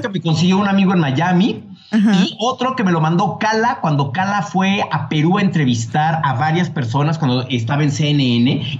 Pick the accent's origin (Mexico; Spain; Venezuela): Mexico; born or raised there